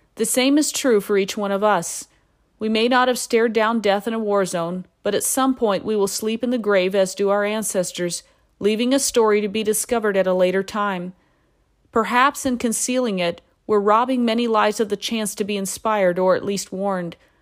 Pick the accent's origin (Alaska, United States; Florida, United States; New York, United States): Alaska, United States; Knowing I was from Alaska and worked with military personnel